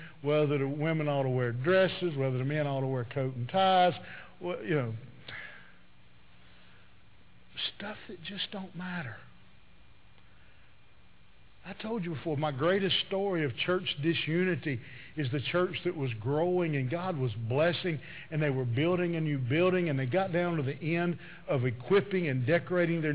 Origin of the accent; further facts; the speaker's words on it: the South, United States; I'm from the South